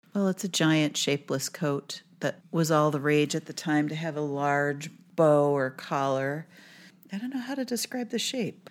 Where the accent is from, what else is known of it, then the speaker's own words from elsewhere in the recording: Minnesota, United States; I'm from Minnesota